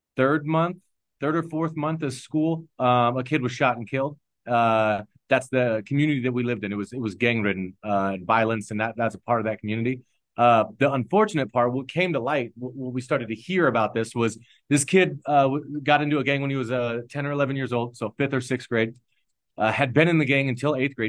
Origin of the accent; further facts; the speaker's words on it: Omaha, Nebraska, United States; moved away as an adult; also born or lived in East Palo Alto, California; now in Denver, United States; I'm a six eight white guy born and raised in Omaha, Nebraska